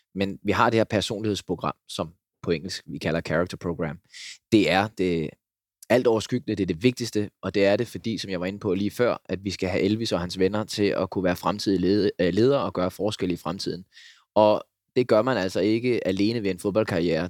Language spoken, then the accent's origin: Danish; Denmark; moved away as an adult; also born or lived in Uganda; hjemme i Danmark